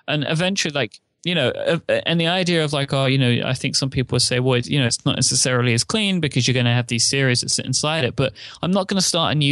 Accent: United Kingdom; I'm British.

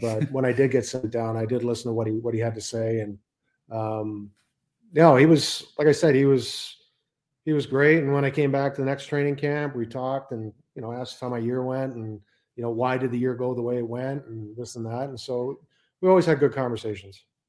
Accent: Edmonton, Alberta, Canada; also born or lived in Johannesburg, South Africa / Copenhagen, Denmark; now in United States; German that was born in South Africa, grew up in Canada, and works in the U.S.

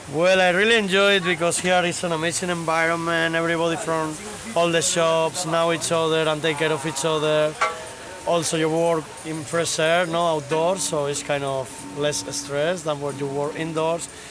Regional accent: Spain; English is a second language; moved away; I'm Spanish, so I gotta say lamb is what we have normally in the Christmas Eve

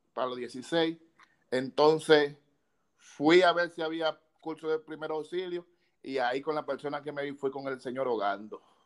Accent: Santo Domingo, Distrito Nacional, Dominican Republic; also born or lived in Villa Juana, Santo Domingo; Yo nací en Villa Consuelo.

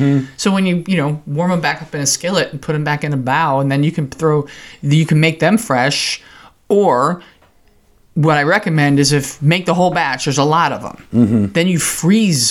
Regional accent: New Jersey, United States; moved away as an adult; also born or lived in Oklahoma; in the candy stores in New Jersey when I was growing up

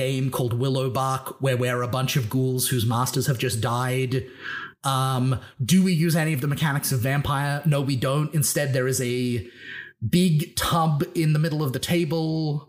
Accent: Australia; born there; Yeah. I mean, I am Australian by birth.

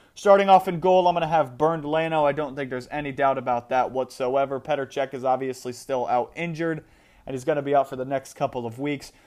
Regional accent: United States; as an American

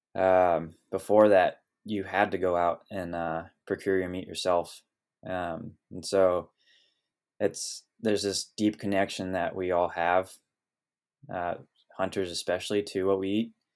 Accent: Sonoma Valley, California, United States; moved away as an adult; now in Oregon, United States; growing up here in Sonoma Valley

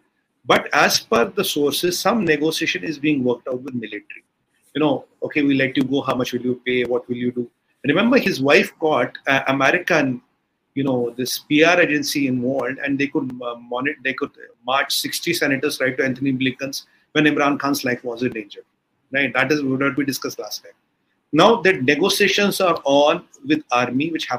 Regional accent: India; as an Indian

